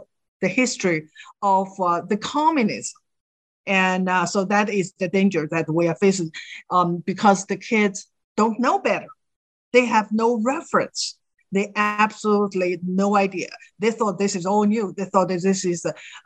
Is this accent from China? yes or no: yes; China; now in United States; I grew up in China.